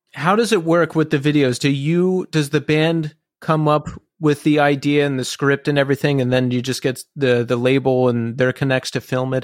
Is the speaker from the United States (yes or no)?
yes; Philadelphia, Pennsylvania, United States; moved away; I'm from Philly originally